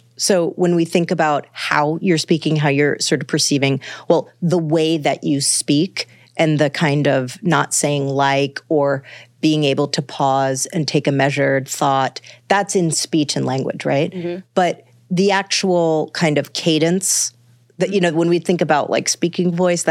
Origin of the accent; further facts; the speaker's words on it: Manhattan, New York, United States; I'm from Manhattan, and that is natural to Manhattanites too, you know?